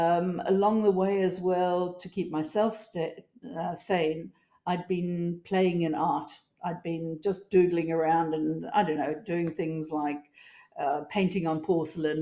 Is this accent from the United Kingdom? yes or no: no; South Africa; moved away as an adult; also born or lived in United States; now in Australia; I grew up in South Africa